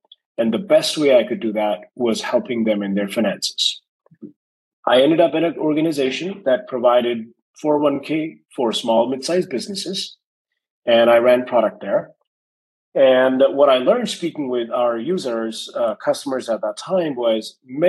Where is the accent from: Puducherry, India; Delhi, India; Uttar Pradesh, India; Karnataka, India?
Delhi, India; New Delhi; moved away as an adult; now in United States; I was born and raised in India, New Delhi.